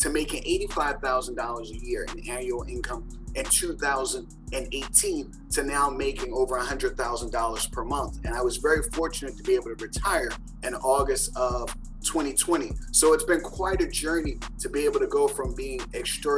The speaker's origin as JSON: {"language": "English", "town": "Philadelphia", "region": "Pennsylvania", "country": "United States", "tie": "born or raised there", "said": "I grew up in Philadelphia with 6 siblings, single parent household"}